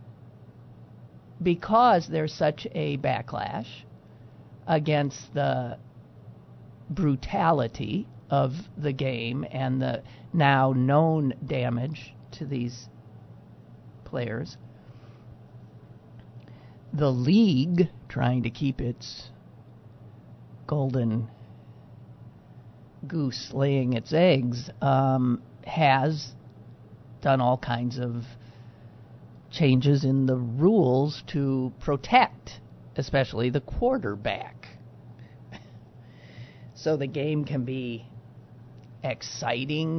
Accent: Green Bay, Wisconsin, United States; now in Pittsburgh, United States; born and raised in Green Bay, Wisconsin

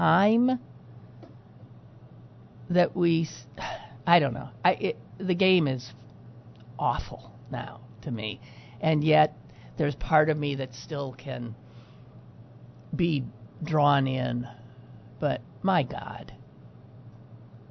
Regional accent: Green Bay, Wisconsin, United States; now in Pittsburgh, United States; born and raised in Green Bay, Wisconsin

